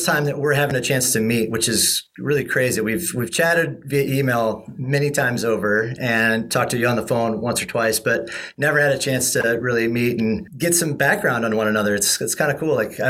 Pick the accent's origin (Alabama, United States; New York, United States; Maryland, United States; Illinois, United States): Illinois, United States; moved away; I'm a native Illinois guy.